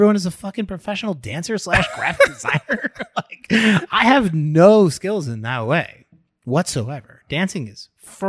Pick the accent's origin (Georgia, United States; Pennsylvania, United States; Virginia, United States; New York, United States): New York, United States; Long Island; I grew up on Long Island.